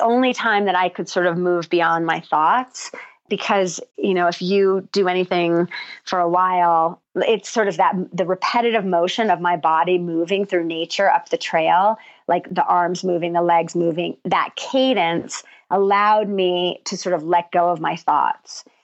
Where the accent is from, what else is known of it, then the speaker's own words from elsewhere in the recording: New Jersey, United States; moved away as an adult; also born or lived in New York City; now in New Mexico, United States; growing up in New Jersey